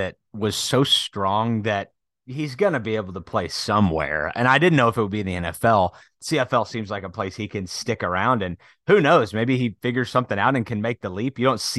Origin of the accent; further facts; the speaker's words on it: Wichita, Kansas, United States; I grew up in Wichita